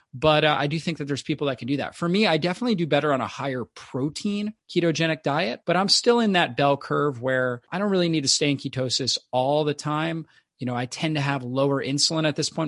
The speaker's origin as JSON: {"language": "English", "region": "Florida", "country": "United States", "tie": "born or raised there", "said": "I grew up in Florida on the beach"}